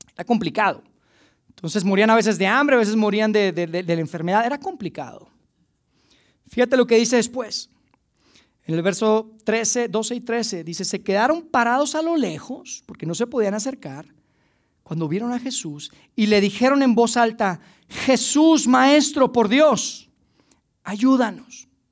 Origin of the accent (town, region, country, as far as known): Mexico